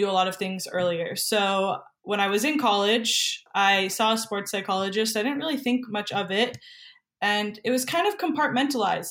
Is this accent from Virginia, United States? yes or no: no; New Hampshire, United States; moved away as an adult; now in Santa Monica, United States; I'm actually from New Hampshire